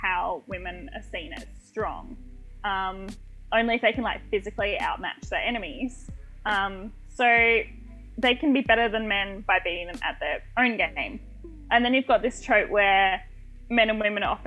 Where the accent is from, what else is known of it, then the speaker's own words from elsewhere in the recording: Australia; I'm Australian